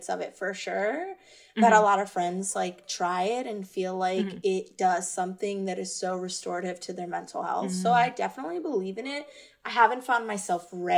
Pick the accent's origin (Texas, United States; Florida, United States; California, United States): Florida, United States; now in Baltimore, United States; I'm from Florida